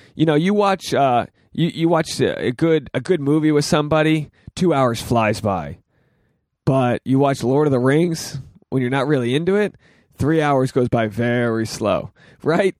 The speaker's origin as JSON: {"language": "English", "region": "Rhode Island", "country": "United States", "tie": "born or raised there", "moved": "yes", "lives_now": "Los Angeles, United States", "said": "I'm from Rhode Island. This is my hometown"}